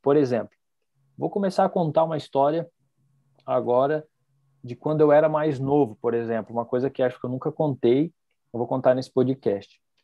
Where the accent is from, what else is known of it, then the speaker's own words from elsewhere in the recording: Foz do Iguaçu, Paraná, Brazil; nós somos de Foz